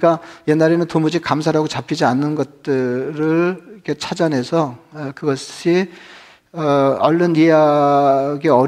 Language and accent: Korean; Geumho-dong, Seoul, South Korea; 제가 자랄 때는 뭐 금호동만 그랬는지 잘 모르겠는데